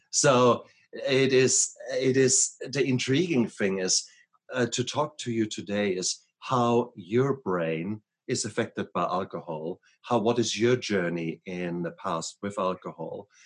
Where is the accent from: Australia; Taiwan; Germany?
Germany; English is a second language; now in United States; when I come from Germany, we, we start earlier there, okay?